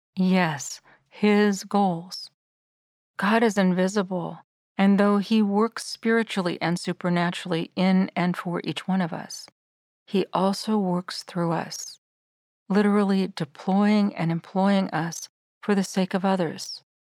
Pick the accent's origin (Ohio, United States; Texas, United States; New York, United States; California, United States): California, United States; Sierra Nevada foothills; Ever since I was small and growing up in the Sierra Nevada foothills